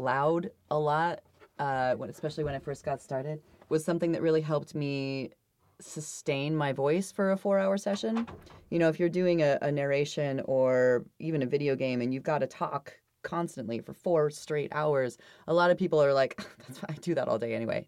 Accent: Idaho, United States; I'm from Idaho

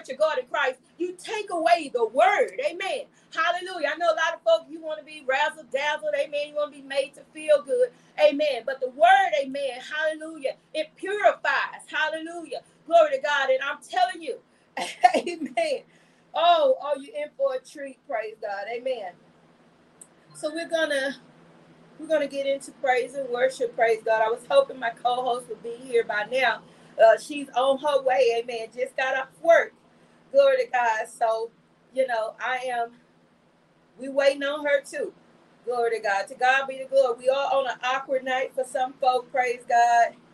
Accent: Atlanta, Texas, United States; a taste of my hometown

